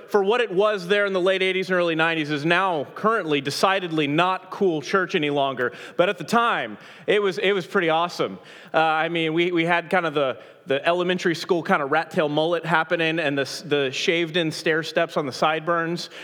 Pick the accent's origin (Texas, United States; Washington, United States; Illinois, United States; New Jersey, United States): Texas, United States; Dallas; I'm from Dallas, Texas. I grew up uh, on the north side of Dallas in Carrollton and the Colony and Frisco.